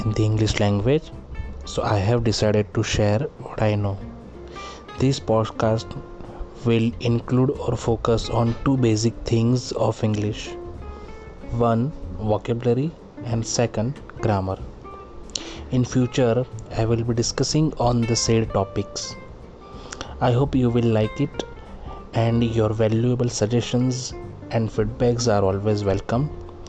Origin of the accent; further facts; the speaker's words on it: India; I am from India and working as an engineer